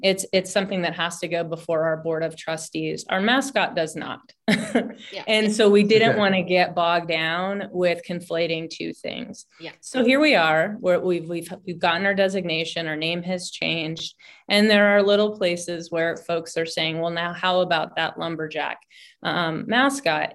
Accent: Washington, District of Columbia, United States; now in Humboldt County, United States; I'm originally from Washington D.C.

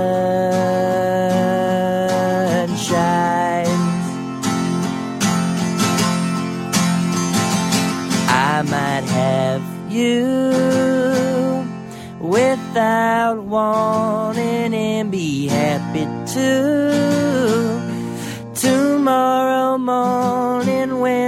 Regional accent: Canada; I hail from Canada

